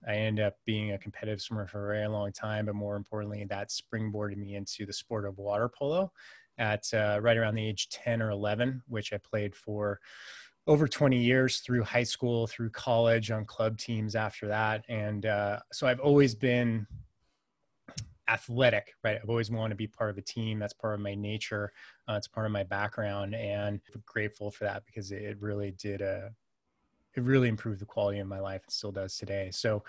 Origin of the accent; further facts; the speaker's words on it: California, United States; I'm originally from Northern California. So I grew up in the Silicon Valley before it really was a Silicon Valley, to date myself. I'm 43 now.